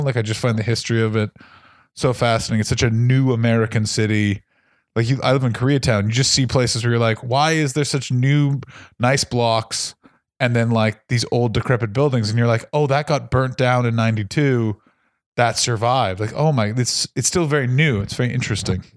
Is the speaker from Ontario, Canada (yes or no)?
yes; Ottawa, Ontario, Canada; I'm from Ottawa, with same place as Tom Green